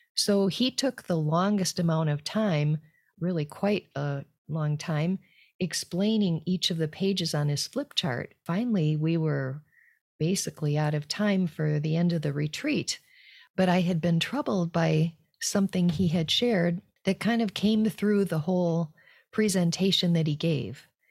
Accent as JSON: {"language": "English", "country": "United States", "also_born_or_lived": "France", "moved": "as an adult", "said": "being an American in a group of French people."}